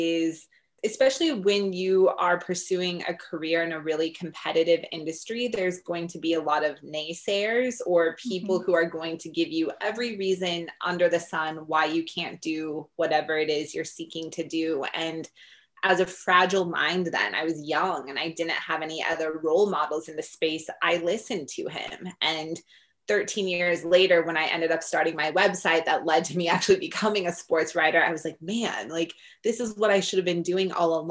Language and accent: English; Denver, Colorado, United States; I grew up in Denver, Colorado, which is a pretty big sports town.